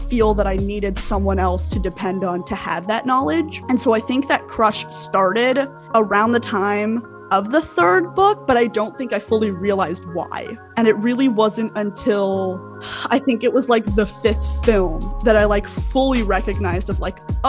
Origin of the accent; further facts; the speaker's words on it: Albuquerque, New Mexico, United States; moved away; I grew up in Albuquerque, New Mexico, where there just like aren't a lot of like people of color